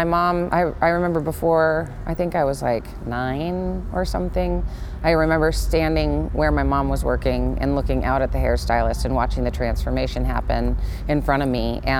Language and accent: English; Los Angeles, California, United States; I am from Los Angeles, California, born and raised, so I'm an angel.